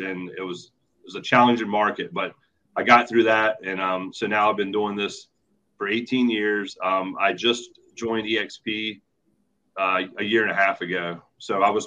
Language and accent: English; Virginia Beach, Virginia, United States; moved away as an adult; also born or lived in Newport News, Virginia; now in Baltimore, United States; I grew up in Virginia Beach, Virginia area, Newport News